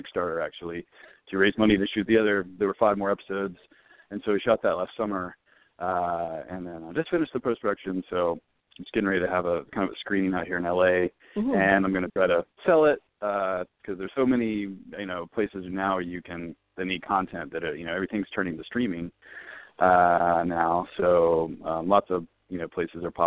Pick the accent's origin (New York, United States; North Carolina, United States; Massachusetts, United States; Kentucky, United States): North Carolina, United States; Winston-Salem; moved away as an adult; also born or lived in Chapel Hill, North Carolina; now in Los Angeles, United States; I'm originally from North Carolina. I grew up in Winston-Salem and went to school there.